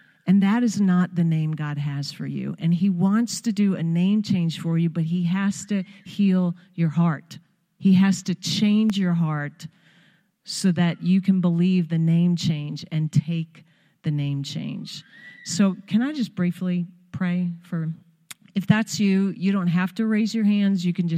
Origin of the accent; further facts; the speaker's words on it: Long Island, New York, United States; First, I have to say, I was born and raised on Long Island.